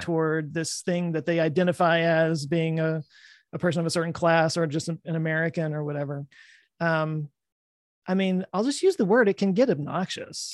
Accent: Texas, United States; I live in Texas. I've lived here my whole life.

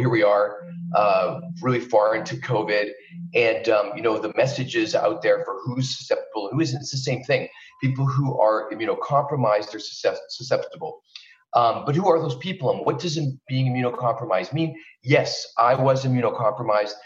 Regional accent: Canada; moved away as an adult; also born or lived in Vancouver, British Columbia, Canada; now in Los Angeles, United States; I'm originally from Canada, and that's where I practiced for the first 10 years of my life. I was in Vancouver, British Columbia

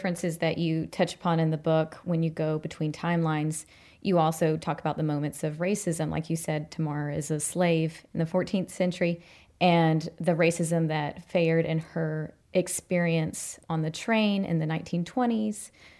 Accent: the South, United States; being a Southern girl

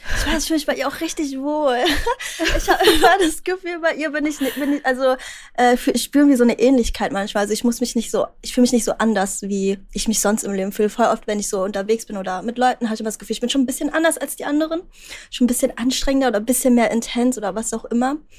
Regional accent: Berlin, Germany; ich bin aus Berlin

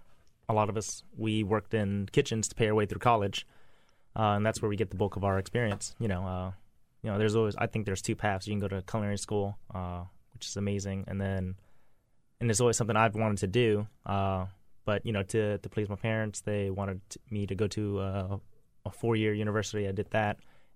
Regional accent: Louisiana, United States; also born or lived in Texas / Hawaii / Seattle / California; I kind of grew up everywhere. A military kid, born in Texas, lived in Hawaii, Seattle, California. But I spent a lot of my time in Louisiana, and then I moved from Louisiana up to D.C.

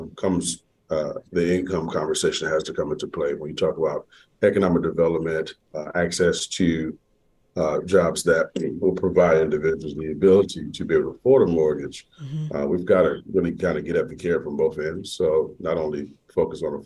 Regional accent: Atlanta, Georgia, United States; growing up in Atlanta, being from Southwest Atlanta specifically

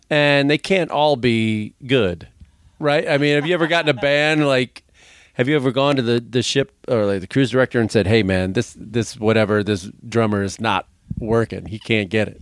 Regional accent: Chicago, Illinois, United States; I was from Chicago

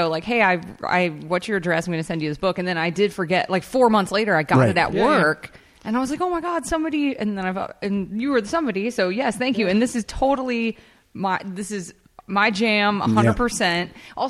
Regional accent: Sheffield, Yorkshire and the Humber, United Kingdom; you know, growing up in Sheffield, that's like the Detroit of England. Like there's nothing going on. It's grim.

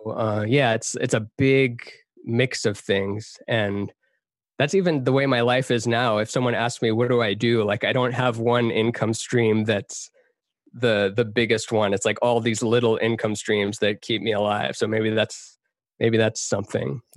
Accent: Texas, United States; moved away; also born or lived in Canada; I grew up half in Texas, half in Canada. My parents are from Iran.

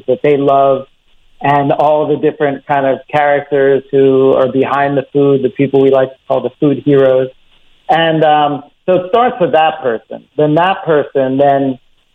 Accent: Philadelphia, Pennsylvania, United States; moved away as an adult; now in Rome, Italy; I'm originally from Philadelphia. You can probably pick that up from my accent

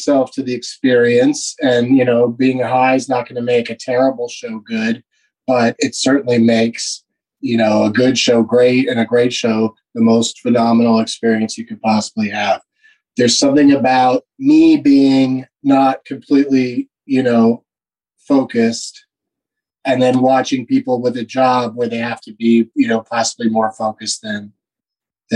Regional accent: Southern California, United States; I grew up in Southern California

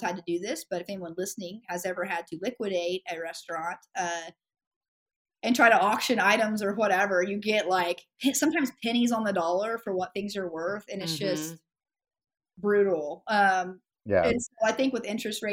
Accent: Ada, Oklahoma, United States; now in Oklahoma City, United States; I was born in Ada, Oklahoma, which is southeastern Oklahoma

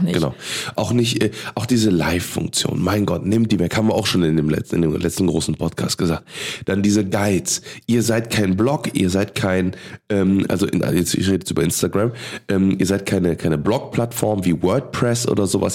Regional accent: Cologne, North Rhine-Westphalia, Germany; als Kölner, ne, als geboren in Boden aufgewachsen

